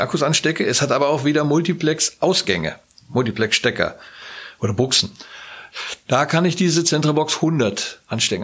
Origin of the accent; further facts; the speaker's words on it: Northern Germany, Germany; moved away; in meinem norddeutschen Verein, wo ich herkomme